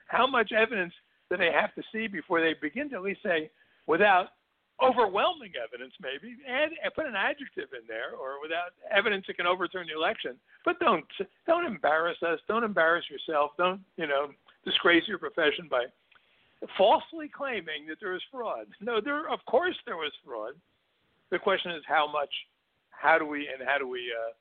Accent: Newark, New Jersey, United States; grew up in Newark, New Jersey

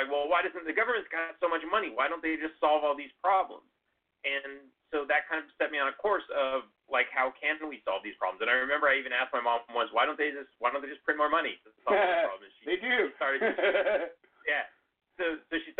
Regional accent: Los Angeles, California, United States; I grew up in Los Angeles

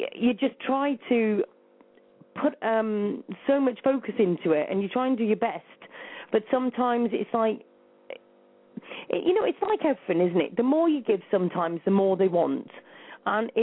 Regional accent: United Kingdom; I'm British

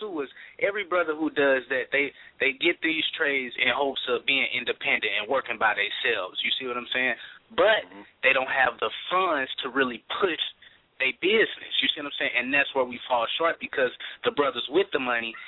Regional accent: St. Louis, Missouri, United States; out of St. Louis, my hometown.

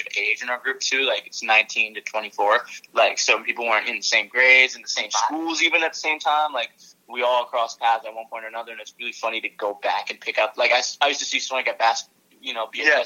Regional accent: Burlington, Vermont, United States; we're from Burlington, Vermont originally

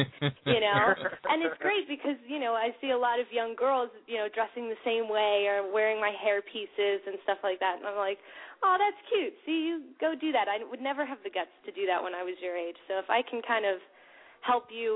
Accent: Vienna, Virginia, United States; also born or lived in West Hollywood; I'm from Vienna, Virginia

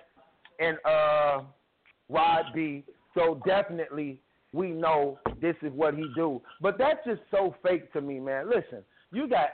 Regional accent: Chicago, Illinois, United States; I'm from Chicago just like him

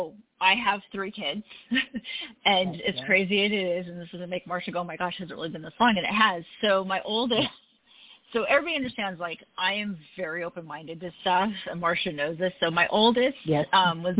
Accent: California, United States; also born or lived in Utah; I grew up in California

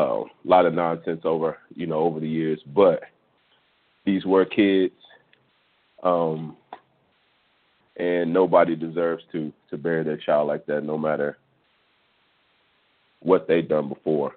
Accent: Houston, Texas, United States; I'm from Houston, Texas, and Santa Fe is probably, you know, Santa Fe is a place that's probably 20 minutes away from where I grew up

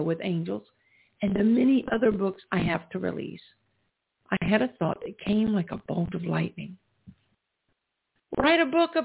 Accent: the South, United States; We grew up in the South

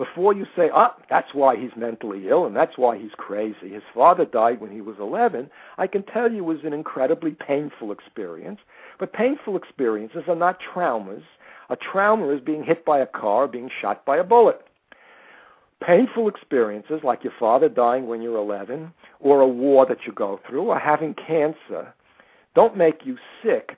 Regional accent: New York City, New York, United States; I was born in the Bronx, and I grew up in the Bronx

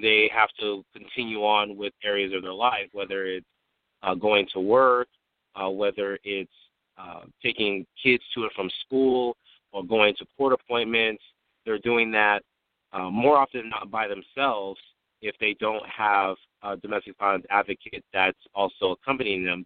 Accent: San Diego, California, United States; I'm from San Diego, California, born and raised

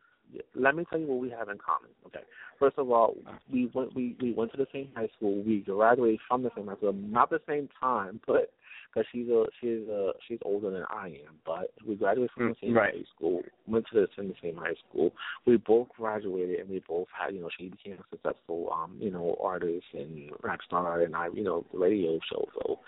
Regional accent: Irvington, New Jersey, United States; also born or lived in New York; I'm from New York, but I grew up in Irvington

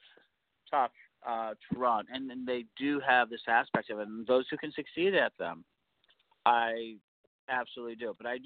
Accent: Chicago, Illinois, United States; in Chicago, my hometown

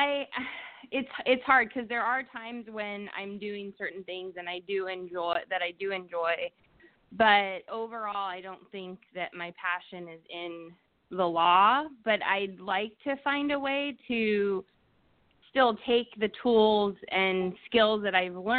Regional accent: California, United States; From California

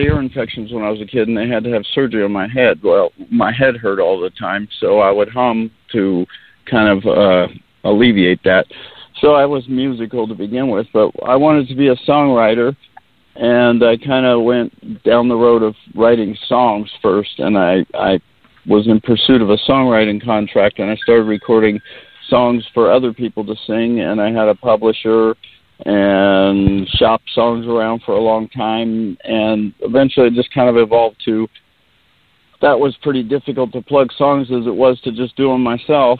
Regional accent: Simi Valley, California, United States; accent: Simi Valley accent; now in Ventura, United States; I was actually born in Simi Valley, which is in Ventura County

